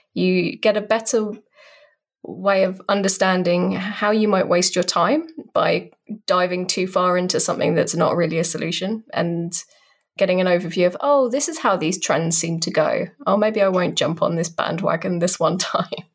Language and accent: English; United Kingdom; accent: British; I'm a British person, in case you couldn't tell by the accent.